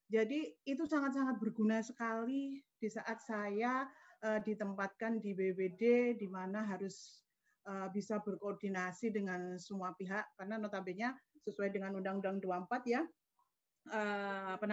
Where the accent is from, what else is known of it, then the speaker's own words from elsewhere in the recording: Pacitan, East Java, Indonesia; born there; saya lahir di Pacitan 2 Agustus uh, tahun 1977.